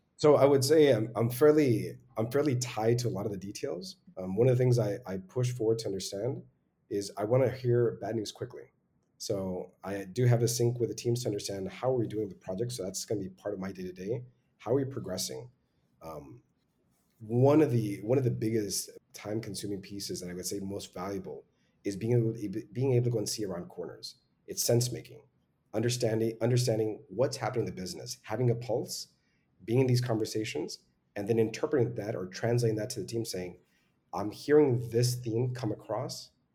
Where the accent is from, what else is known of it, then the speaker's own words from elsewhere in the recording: Laredo, Texas, United States; I'm originally from Laredo, which is on the US Mexico border, just two hours south of San Antonio